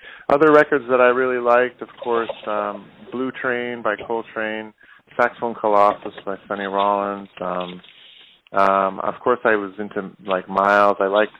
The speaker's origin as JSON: {"language": "English", "country": "Canada", "tie": "born or raised there", "said": "I grew up in Canada. I moved to Canada when I was young, and I guess I got into music when I was about 7 or 8."}